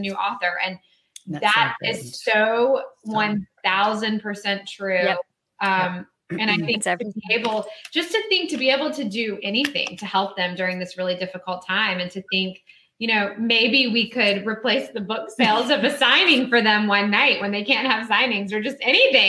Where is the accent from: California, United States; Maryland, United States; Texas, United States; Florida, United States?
Florida, United States; St. Petersburg; St. Pete, Florida, my hometown